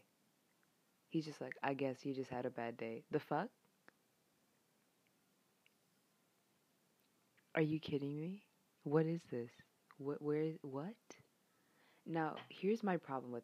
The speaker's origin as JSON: {"language": "English", "country": "United States", "said": "I'm an American person"}